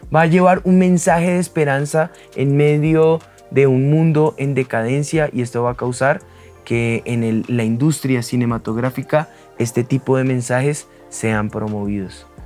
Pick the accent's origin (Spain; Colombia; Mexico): Colombia; nosotros como colombianos